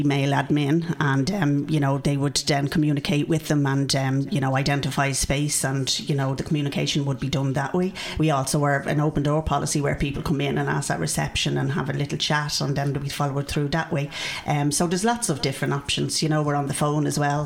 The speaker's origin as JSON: {"language": "English", "town": "Dublin", "region": "Leinster", "country": "Ireland", "tie": "born or raised there", "said": "I grew up in Canamooney Garden, so I'm from Ringsend"}